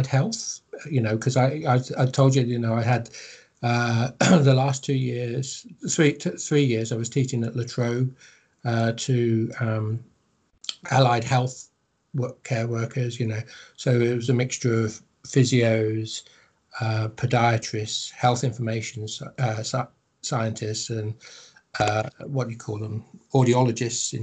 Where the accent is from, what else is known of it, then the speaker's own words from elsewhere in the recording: Countesthorpe, East Midlands, United Kingdom; also born or lived in Wigston / Market Harborough; I'm a Leicester boy, so, and I know South Leicester. I'm from Wigston, which is down south, but then was brought up in Countersault, which is a bit further south.